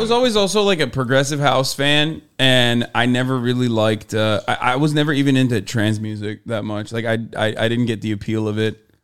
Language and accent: English; Turkey; now in United States; I grew up in Turkey